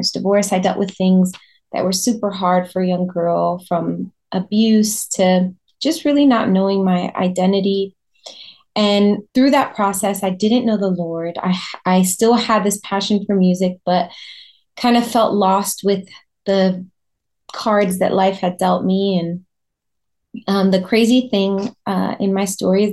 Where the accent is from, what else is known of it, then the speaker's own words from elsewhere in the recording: Orlando, Florida, United States; also born or lived in New York / Puerto Rico; we moved to Orlando, Florida when I was just a baby. So that's where I currently live. I live in Orlando, Florida, and I've been here most of my life